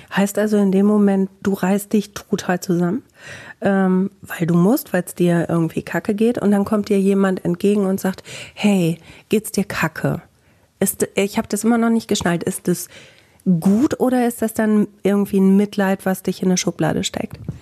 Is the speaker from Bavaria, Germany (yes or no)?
no; Bielefeld, North Rhine-Westphalia, Germany